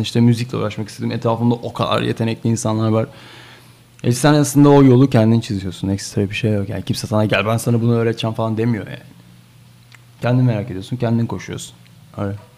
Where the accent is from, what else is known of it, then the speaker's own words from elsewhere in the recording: Bursa, Turkey; orada doğdum. Orada büyüdüm